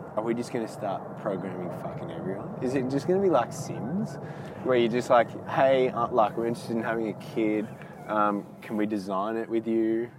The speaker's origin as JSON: {"language": "English", "country": "Australia"}